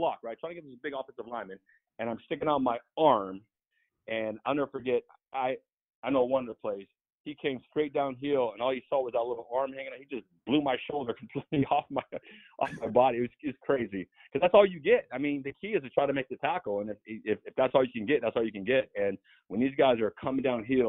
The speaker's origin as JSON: {"language": "English", "town": "San Diego", "region": "California", "country": "United States", "tie": "born or raised there", "said": "being born and raised in San Diego"}